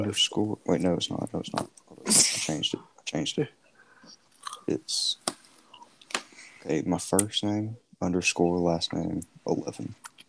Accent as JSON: {"language": "English", "region": "Alabama", "country": "United States", "said": "I'm from Alabama."}